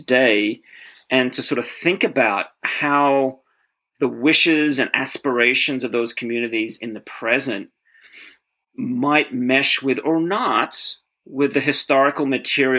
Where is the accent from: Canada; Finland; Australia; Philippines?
Australia; moved away as an adult; now in United States; I grew up in Australia, or came of age in Australia in the late 1980s and early 1990s